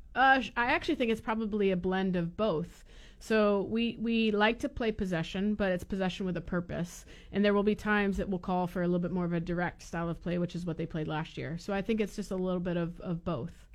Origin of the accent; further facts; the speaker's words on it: Florida, United States; I'm from Florida